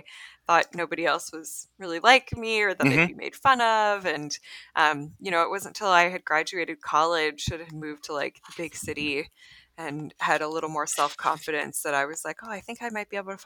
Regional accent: Canada; also born or lived in Rochester, New York; I'm Canadian

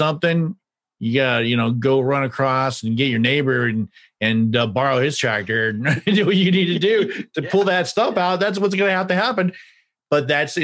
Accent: Kansas, United States; I grew up in the Midwest as well. I grew up in Kansas. We had a family farm

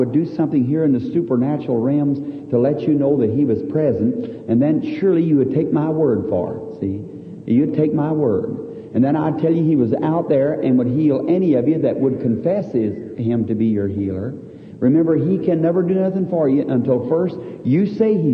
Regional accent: the South, United States; I'm from the South

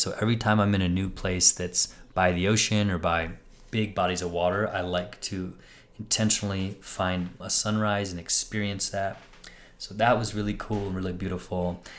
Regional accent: St. Louis, Missouri, United States; Ryan and I grew up in St. Louis.

